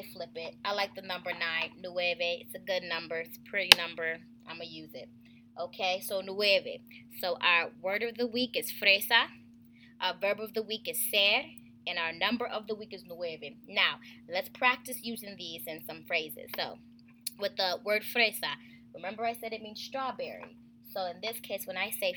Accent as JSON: {"language": "English", "country": "United States", "said": "we're all in the United States of America and we all speak English, okay, we're all from different regions"}